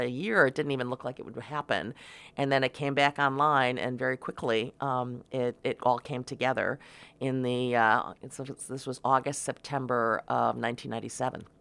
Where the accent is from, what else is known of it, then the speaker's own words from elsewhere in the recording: Cleveland, Ohio, United States; moved away; when I grew up outside of Cleveland, you know, in the suburbs of Cleveland